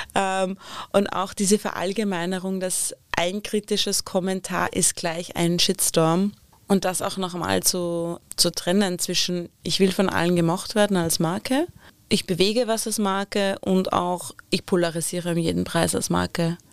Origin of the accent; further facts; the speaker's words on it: Upper Austria, Austria; Gemäß meiner Heimat ein oberösterreichischer Bergsee.